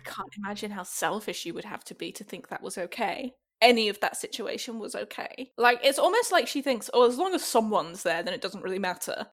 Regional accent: the north of England, United Kingdom; accent: Northern English; moved away; the north of England where I'm from.

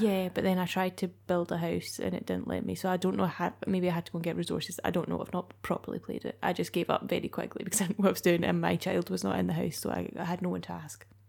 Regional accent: Scotland, United Kingdom; being Scottish

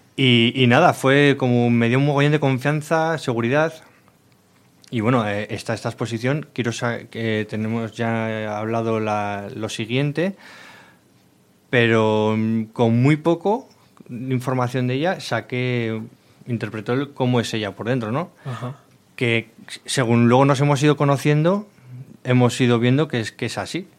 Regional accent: Miranda de Ebro, Castile and León, Spain; los dos somos de Miranda

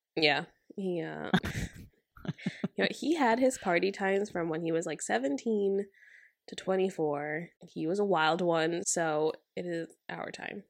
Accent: United States; as an American

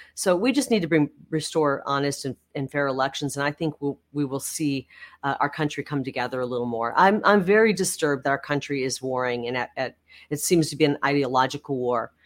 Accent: Iowa side of the Mississippi River, United States; now in Arizona, United States; I grew up in the Midwest. I grew up an hour from the hometown of Ronald Reagan

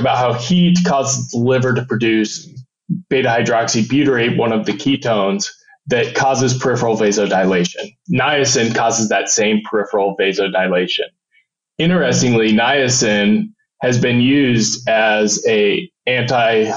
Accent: Julesburg, Colorado, United States; now in Arizona, United States; a small town, Julesburg, Colorado, in the northeast corner

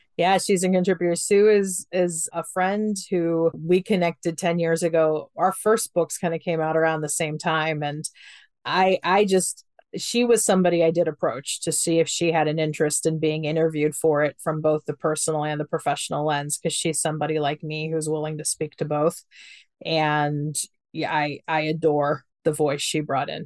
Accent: Ohio, United States; I'm from Ohio. I grew up very conservative in Ohio.

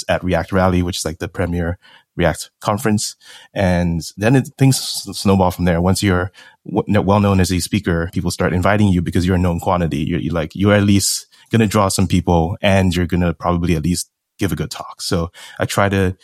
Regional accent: Singapore; moved away as an adult; also born or lived in United States; I'm from Singapore, born and raised. Went over to the U.S. to study finance

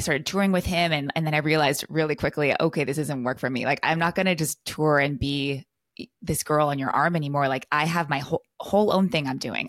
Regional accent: California, United States; also born or lived in Costa Rica; now in Texas, United States; I'm from California, so I moved to Texas

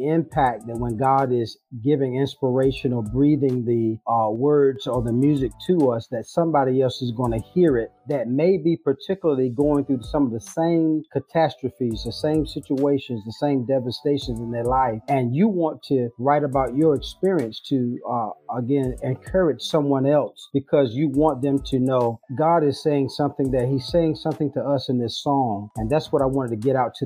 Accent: Washington, District of Columbia, United States; moved away as an adult; now in Rocky Mount, United States; I'm from Washington, D.C. I currently live now, though, in Rocky Mount, North Carolina

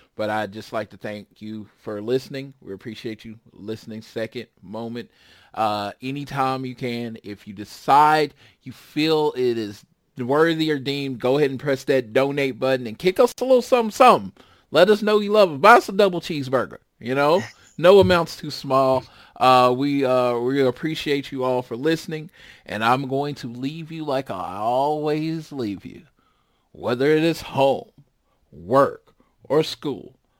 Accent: Oklahoma City, Oklahoma, United States; a pretty much broke kid growing up in Oklahoma City

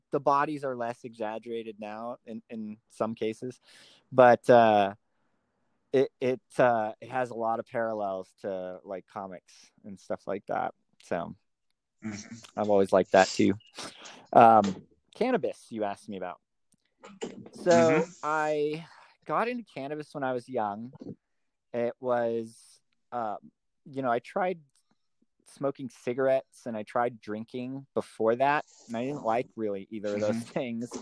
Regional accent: Southern California, United States; I grew up in California, Southern California, and had a fairly regular upbringing

